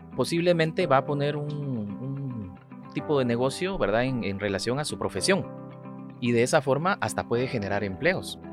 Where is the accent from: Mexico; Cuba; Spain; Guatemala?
Guatemala; todos los ciudadanos que vivimos en Guatemala